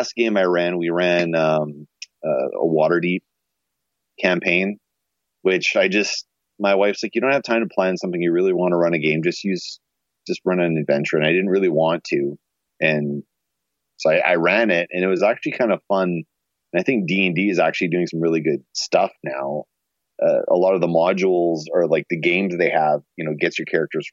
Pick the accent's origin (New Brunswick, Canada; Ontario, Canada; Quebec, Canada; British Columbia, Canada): New Brunswick, Canada; Shediac; now in Winnipeg, Canada; Shediac, New Brunswick, which is where Todd and I are from.